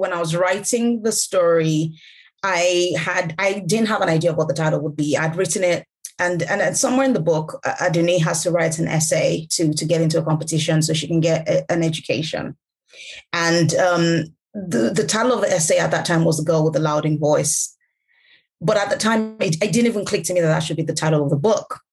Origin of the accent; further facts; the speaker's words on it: Lagos, Nigeria; first language Yoruba; English is a second language; growing up in Lagos, in Nigeria